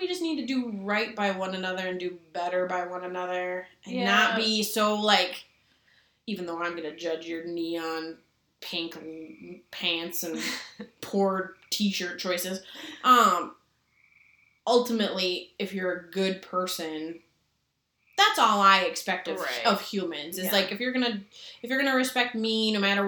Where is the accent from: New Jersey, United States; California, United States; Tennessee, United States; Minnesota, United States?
Minnesota, United States; I'm Minnesotan.